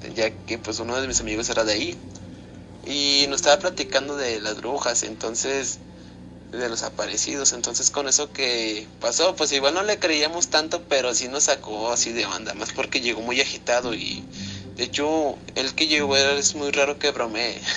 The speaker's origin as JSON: {"language": "Spanish", "region": "Zacatecas", "country": "Mexico", "said": "soy de aquí de Zacatecas"}